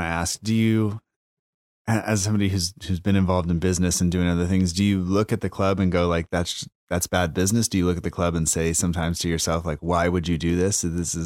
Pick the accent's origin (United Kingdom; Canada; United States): United States; as an American fan